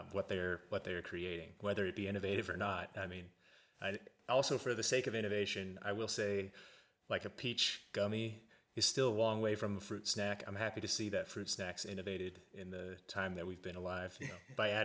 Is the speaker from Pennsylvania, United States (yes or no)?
no; Olathe, Kansas, United States; I grew up on in Olathe, Kansas